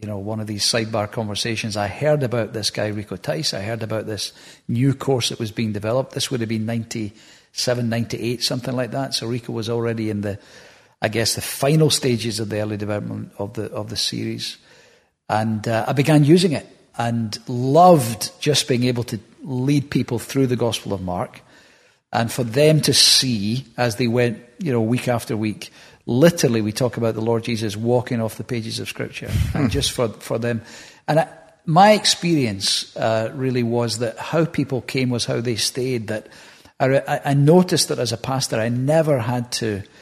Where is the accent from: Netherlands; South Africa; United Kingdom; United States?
United Kingdom; Hamilton, Scotland; also born or lived in Bellshill / Glasgow; Born in Belsill Maternity, lived in Hamilton most of my life, that area, further south for a while, but mostly Hamilton growing up.